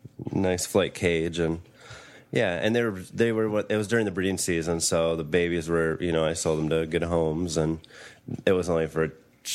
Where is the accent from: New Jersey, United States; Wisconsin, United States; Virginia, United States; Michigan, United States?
Michigan, United States; moved away as an adult; now in Columbus, United States; I'm 30-ish. I'm from Michigan originally. I've been in Columbus for 2.5 years now.